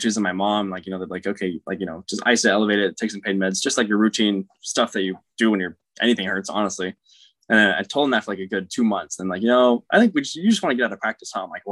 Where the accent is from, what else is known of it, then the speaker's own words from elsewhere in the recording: Roseville, California, United States; also born or lived in Daly City, California; I grew up in Roswell, California, here on the West Coast